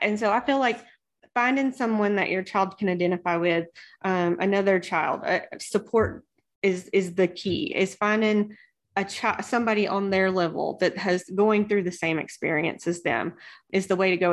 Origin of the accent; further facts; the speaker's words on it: the South, United States; I grew up in the South